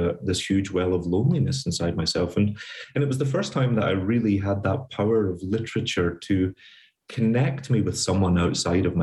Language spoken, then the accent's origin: English; Glasgow, Scotland, United Kingdom; moved away as an adult; now in New York, United States; I grew up in poverty in Scotland during the Thatcher years